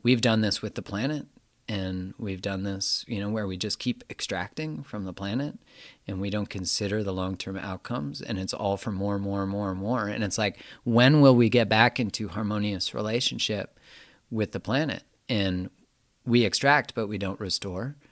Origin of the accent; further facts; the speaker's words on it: Canada; I'm from Canada